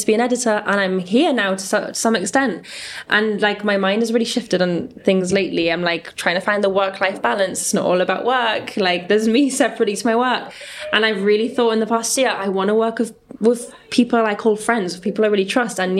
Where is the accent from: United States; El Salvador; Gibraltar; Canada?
Gibraltar; we come from Gibraltar, a small place